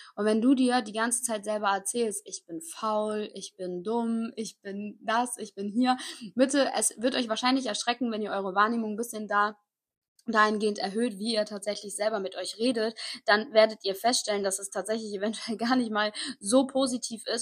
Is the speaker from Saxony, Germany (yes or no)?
no; Koblenz, Rhineland-Palatinate, Germany; ich komme aus Koblenz, das ist so genau zwischen Köln und Frankfurt.